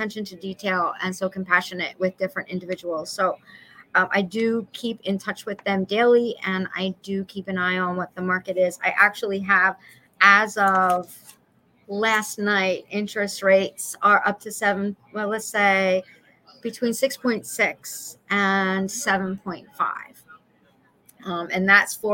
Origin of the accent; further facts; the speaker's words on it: Philadelphia, Pennsylvania, United States; As a little girl, like I said, we grew up in Chestnut Hill.